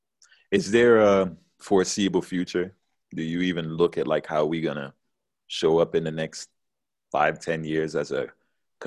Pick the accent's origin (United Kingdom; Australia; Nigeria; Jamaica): Jamaica; now in United States